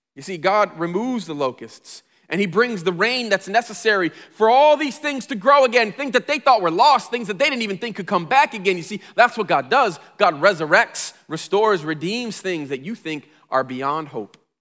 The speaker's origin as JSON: {"language": "English", "town": "Flint", "region": "Michigan", "country": "United States", "tie": "born or raised there", "said": "I grew up in Flint"}